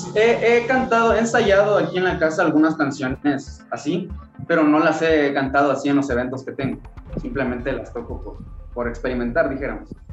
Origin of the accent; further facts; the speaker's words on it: Tonalá, Chiapas, Mexico; also born or lived in Tuxtla Gutiérrez, Chiapas; Yo nací en la ciudad de Tuxtla Gutiérrez, Chiapas, pero radico en Tonalá, Chiapas, es mi, mi ciudad natal